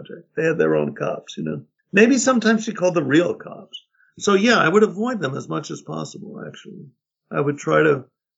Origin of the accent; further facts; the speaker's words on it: New York City, New York, United States; now in Woodstock, United States; I grew up in Manhattan in a housing project